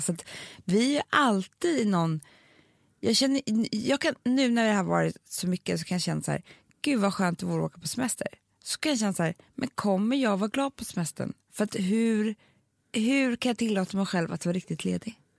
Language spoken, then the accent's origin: Swedish; Sweden; vi är svenskar